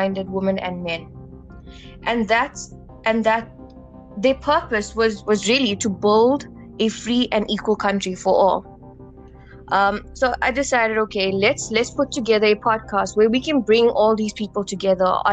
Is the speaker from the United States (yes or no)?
no; South Africa; I am a South African